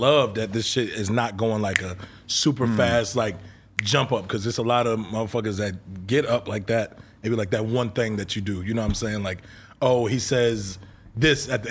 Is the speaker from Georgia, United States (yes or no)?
yes; Gwinnett County, Georgia, United States; also born or lived in Maryland; I'm from Gwinnett in Georgia